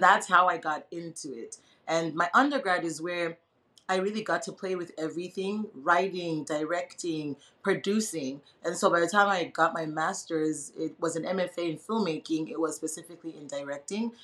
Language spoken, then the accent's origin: English; Zimbabwe; moved away as an adult; now in United States; I was born and raised in Zimbabwe, so I only left when I was 19 years old.